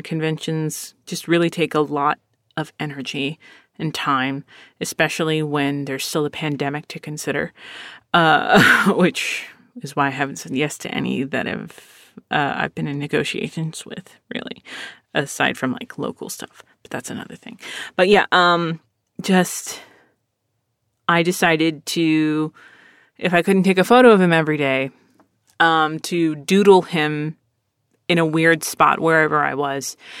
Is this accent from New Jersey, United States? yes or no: no; Philadelphia, Pennsylvania, United States; I was born in Philadelphia